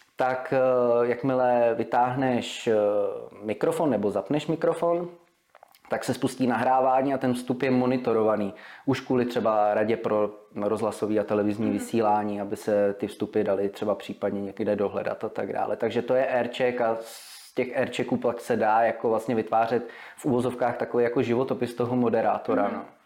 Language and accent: Czech; Vysočina Region, Czechia; also born or lived in Prague; já jsem se narodil v Praze, do svých pěti let jsem býval v Praze. Eh, pak jsme se přestěhovali s našima, nebo naši se přestěhovali na Vysočinu do krásné malební vesničky Krasuňov, to je u Humpolce.